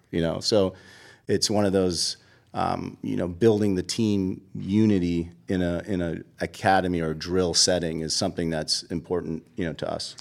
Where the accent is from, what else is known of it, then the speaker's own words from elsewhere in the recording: Boston, Massachusetts, United States; moved away as an adult; also born or lived in Virginia; now in Atlanta, United States; I grew up in Boston